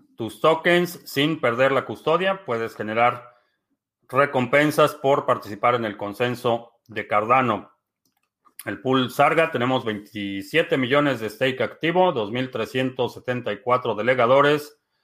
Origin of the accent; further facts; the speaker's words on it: Mexico; now in United States; nací en México. Vivo en Estados Unidos.